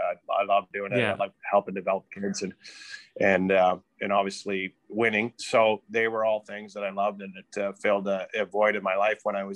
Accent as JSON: {"language": "English", "town": "Sudbury", "region": "Ontario", "country": "Canada", "tie": "born or raised there", "also_born_or_lived": "Wellington, Prince Edward County, Ontario / Kingston, Ontario / London, Ontario / Lethbridge, Alberta", "said": "As a kid, I grew up in Sudbury, Ontario"}